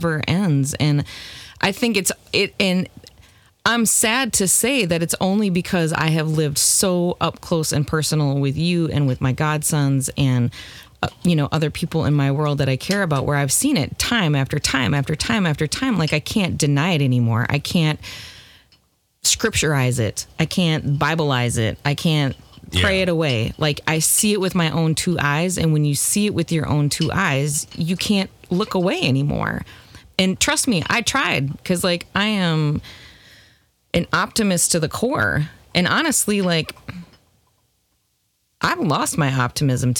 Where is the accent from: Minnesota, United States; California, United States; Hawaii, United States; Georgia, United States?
Minnesota, United States; I'm Midwestern by birth. I am Minnesotan at that.